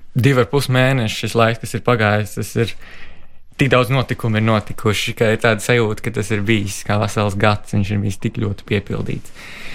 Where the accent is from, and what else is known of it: Latvia; also born or lived in Sweden